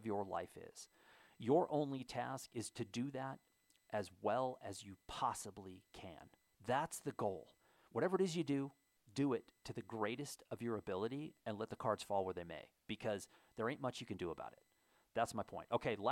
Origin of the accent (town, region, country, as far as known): United States